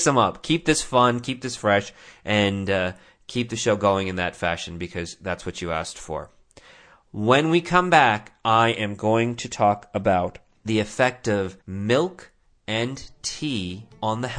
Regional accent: India; moved away; I'm from India

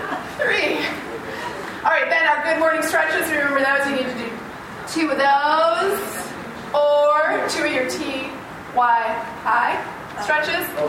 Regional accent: Holland, Michigan, United States; I'm from Holland, Michigan

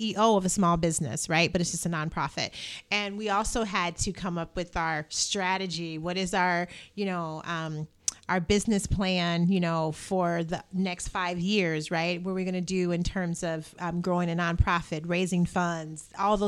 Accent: Indiana, United States; I'm from Indiana.

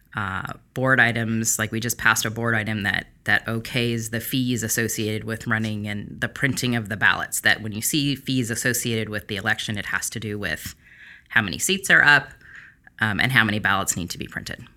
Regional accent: Long Beach, California, United States; I'm born and raised here in Long Beach

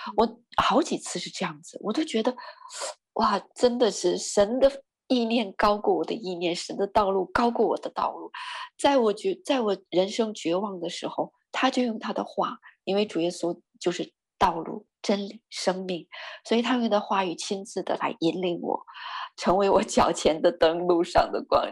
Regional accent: northern Chinese, northern China, China; moved away; 我是北方人

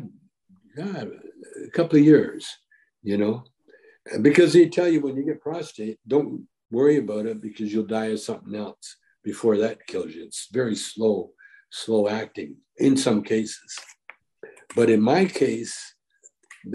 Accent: Calgary, Alberta, Canada; moved away; also born or lived in Vancouver, Canada; I grew up in Calgary, Alberta, Canada.

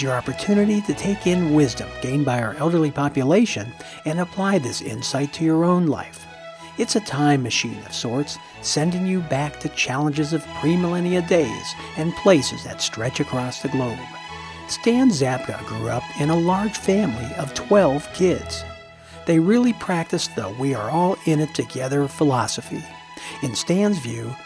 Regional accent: Pittsburgh, Pennsylvania, United States; I grew up in Pittsburgh, Pennsylvania.

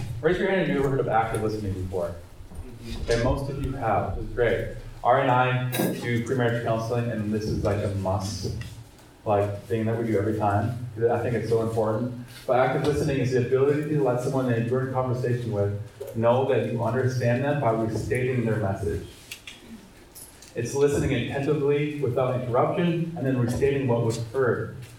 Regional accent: Minnesota, United States; I'm also from Minnesota.

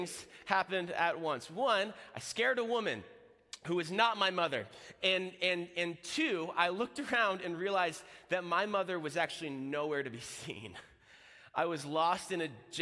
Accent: Florida, United States; I'm from Florida.

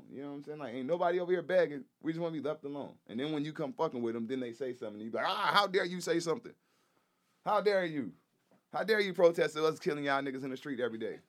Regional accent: Texas, United States; I grew up in Texas, middle school

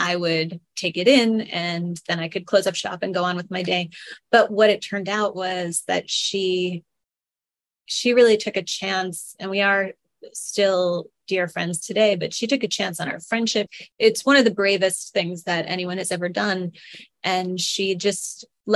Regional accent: Long Island, New York, United States; moved away as an adult; my whole first book is about growing up on Long Island

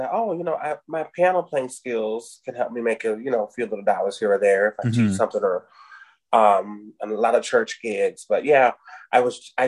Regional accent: Davenport, Iowa, United States; also born or lived in Tennessee; now in Chicago, United States; I am originally from Davenport, Iowa

